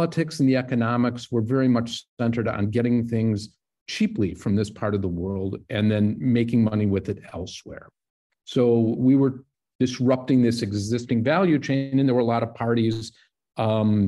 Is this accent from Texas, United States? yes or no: no; Milwaukee, Wisconsin, United States; I grew up in Milwaukee